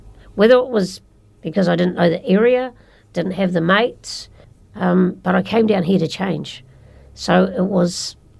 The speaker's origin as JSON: {"language": "English", "region": "Wellington", "country": "New Zealand", "tie": "born or raised there"}